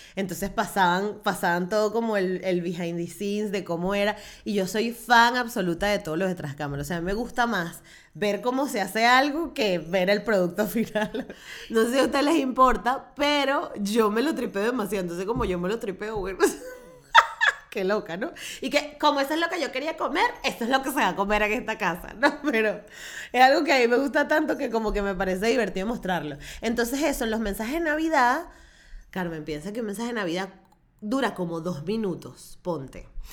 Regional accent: Venezuela; soy venezolana y creo en los pesebres

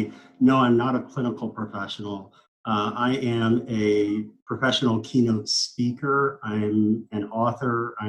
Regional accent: High Hill, Missouri, United States; moved away as an adult; also born or lived in St. Louis, Missouri; now in Orlando, United States; I'm a native of St. Louis, Missouri. I lived in St. Louis for the first 10 years of my life, and then really went to high school and grew up what I consider my hometown is a small town called High Hill, Missouri.

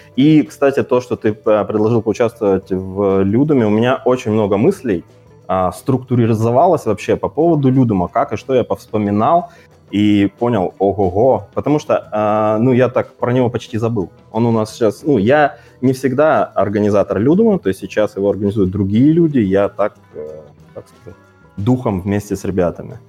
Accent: Kazakhstan; moved away as an adult; now in Omsk, Russia; я из Казахстана

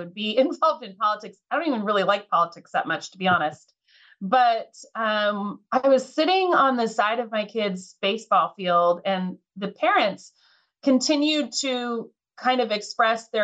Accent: Lynden, Washington, United States; I was born and raised here in Whatcom County, just outside of Linden.

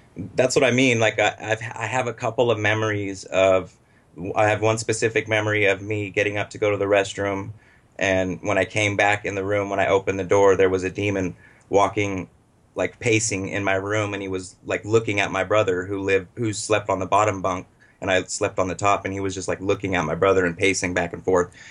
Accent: Los Angeles, California, United States; also born or lived in Butte County, California; I was born in Los Angeles, um, raised by my mom and my stepfather

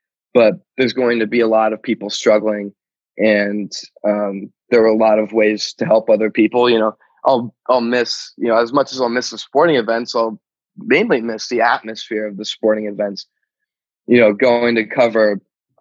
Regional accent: Fort Collins, Colorado, United States; I was born in Fort Collins

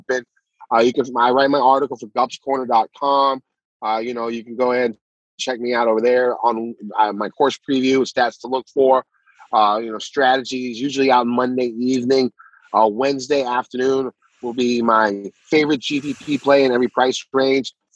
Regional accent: United States; I'm an American. I'm a Korean American

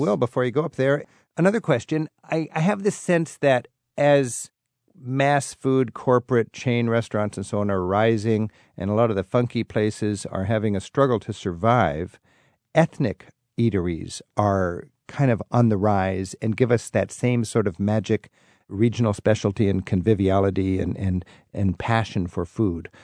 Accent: Seattle, Washington, United States; Growing up in the Seattle area, my family spent part of every summer in Canada

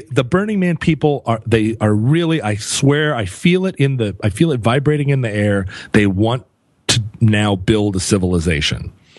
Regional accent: United States; Well, you know, I grew up on Capitol Hill here, where a lot of the people I knew and some of the people that I was in relationships with were also in the sex trades.

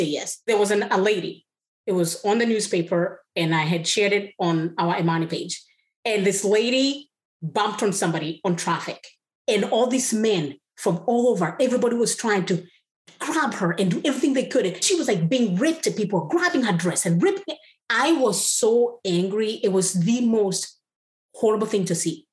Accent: Kenya; moved away as an adult; Growing up in Kenya

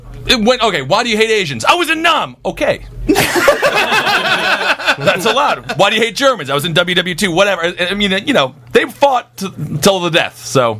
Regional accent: Texas, United States; I'm from Texas.

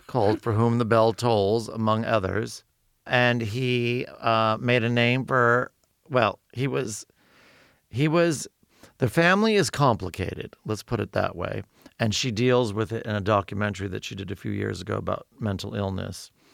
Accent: Los Angeles, California, United States; I'm from Los Angeles

